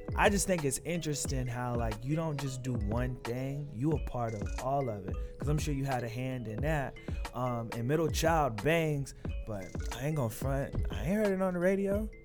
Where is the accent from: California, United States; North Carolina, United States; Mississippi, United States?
North Carolina, United States; Raleigh; I'm from North Carolina. I'm from Raleigh